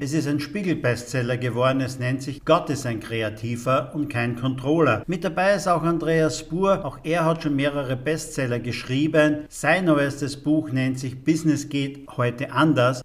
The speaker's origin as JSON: {"language": "German", "country": "Austria", "said": "bei uns in Österreich"}